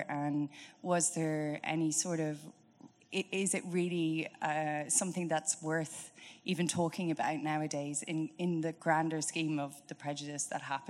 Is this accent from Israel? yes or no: no; Greystones, County Wicklow, Ireland; I'm from Greystones in Wicklow.